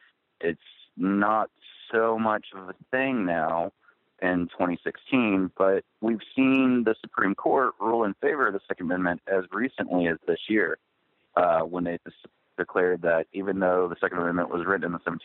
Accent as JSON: {"language": "English", "region": "Texas", "country": "United States", "tie": "born or raised there", "said": "I'm from Texas, and I grew up working on a ranch where guns were a part of everyday life."}